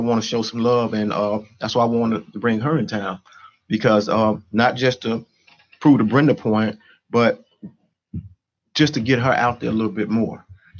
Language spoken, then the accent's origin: English; Chicago, Illinois, United States; I grew up in Stateway Gardens.